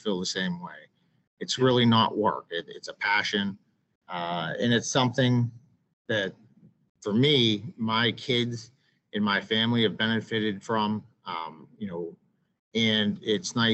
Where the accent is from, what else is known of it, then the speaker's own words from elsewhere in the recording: Western Pennsylvania, United States; I grew up in Western Pennsylvania